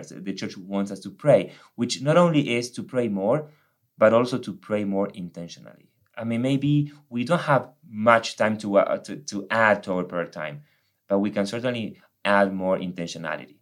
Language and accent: English; Argentina; English is a second language; moved away as an adult; now in United States; I'm from Argentina. I came to the States almost 13 years ago.